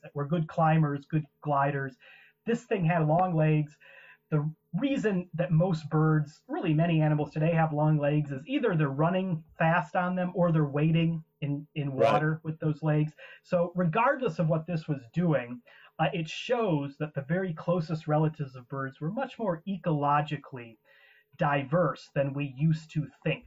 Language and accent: English; Ottawa, Illinois, United States; I had great science teachers growing up in Wallace Grade School in Ottawa, Illinois, where I'm from